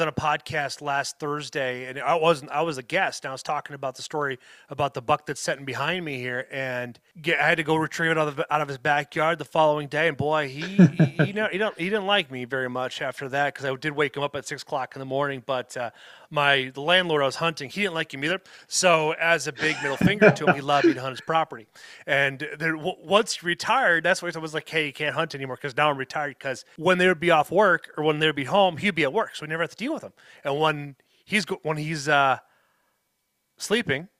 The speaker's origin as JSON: {"language": "English", "town": "La Crosse", "region": "Wisconsin", "country": "United States", "tie": "born or raised there", "also_born_or_lived": "West Salem, Wisconsin", "said": "here in my hometown, not in West Salem where I live, but in La Crosse"}